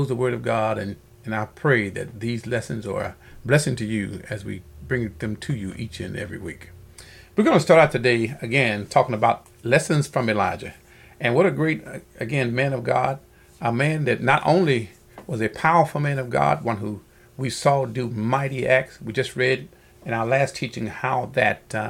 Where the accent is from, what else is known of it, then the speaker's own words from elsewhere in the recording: Alabama, United States; moved away as an adult; when I came over here from Alabama after I got out of school and began to look for a job